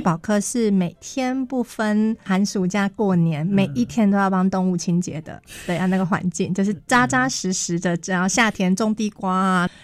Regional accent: Miaoli County, Taiwan; 毕业之后顺利地回到我的家乡工作

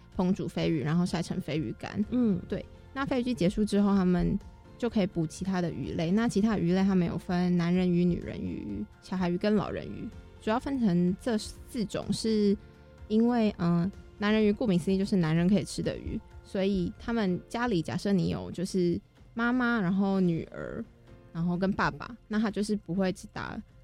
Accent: Taipei, Taiwan; 像我是台北人

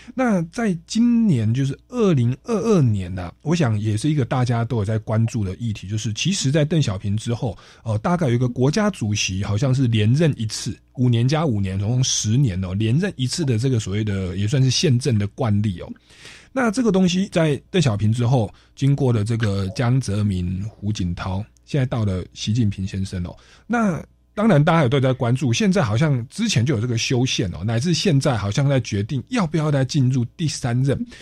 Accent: Taiwan; 在初期我们台湾是保护还不错的

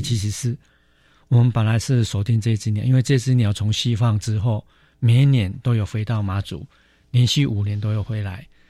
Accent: Taitung County, Taiwan; 我是来自台东的

